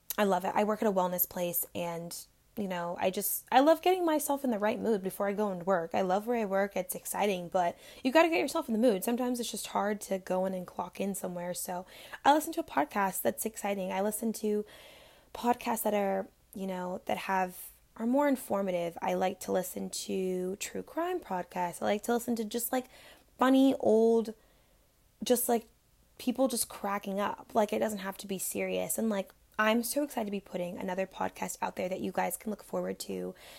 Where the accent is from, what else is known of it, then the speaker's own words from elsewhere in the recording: Florida, United States; I was born and raised in Florida